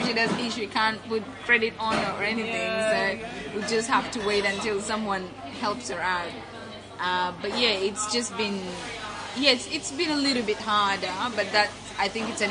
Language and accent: English; Kenya; also born or lived in Nuba Mountains, Sudan / Forest Lake, Brisbane, Australia; now in Brisbane, Australia; growing up in Sudan, well, in Kenya, you know, in a Sudanese family